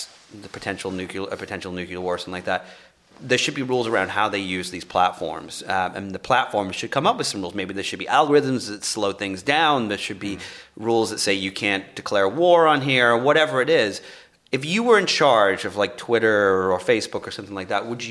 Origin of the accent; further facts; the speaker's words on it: England, United Kingdom; now in Los Angeles, United States; I'm from England